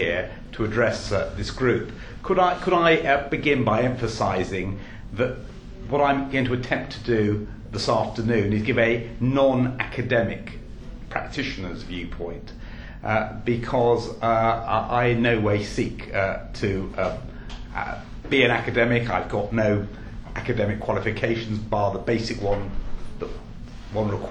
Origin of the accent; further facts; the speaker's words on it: England, United Kingdom; I do happen to be English